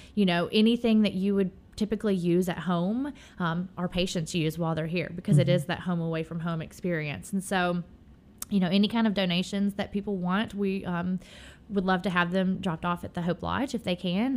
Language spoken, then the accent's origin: English; Memphis, Tennessee, United States; born and raised. Um, I grew up in Midtown